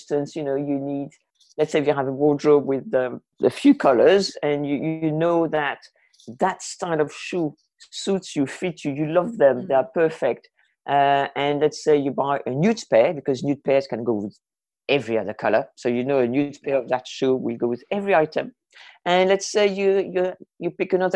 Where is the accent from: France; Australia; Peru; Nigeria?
France; moved away as an adult; also born or lived in Jersey / Mexico; I was born in France, grew up in France, and I arrived in Jersey when I was 20 and a half.